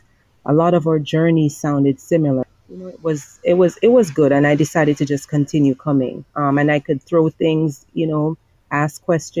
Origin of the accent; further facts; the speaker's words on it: Kingston, Jamaica; also born or lived in Montego Bay, Jamaica; I'm originally from Kingston, who relocated to Montego Bay, then went to Kingston for school, then came back to Montego Bay